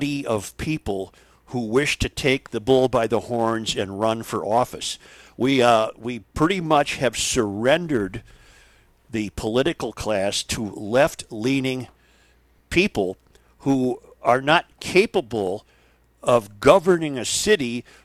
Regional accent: White Bear Lake, Minnesota, United States; I grew up on White Bear Lake

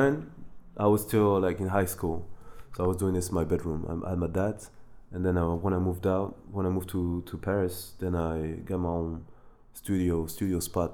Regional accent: Côte d’Ivoire; growing up in the Ivory Coast. I mean, that's where I've seen the most.

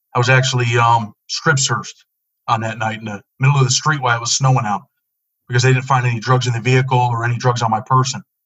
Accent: Rochester, New York, United States; I grew up in um, Rochester, New York, in the inner city

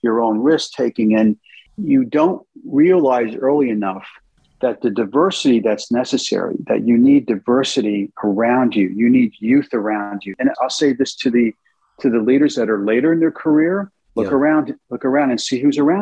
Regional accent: United States; moved away as an adult; also born or lived in United Kingdom; as an American CEO

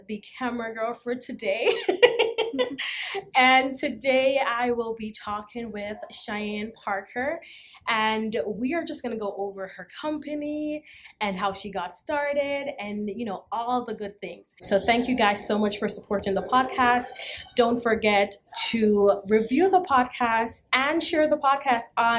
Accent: Jamaica; now in Las Vegas, United States; I'm tropical climate, so I'm from Jamaica.

